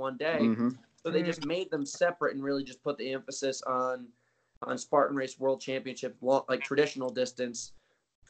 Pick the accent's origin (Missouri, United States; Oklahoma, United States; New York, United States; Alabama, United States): New York, United States; New York City; moved away as an adult; also born or lived in Connecticut / Rhode Island / Malibu, California; now in Boulder, Colorado, United States; I'm a New York City kid. My whole family's still in New York City, like, except for my mother. She's in Rhode Island, but I was born in New York City, raised in Connecticut, in New York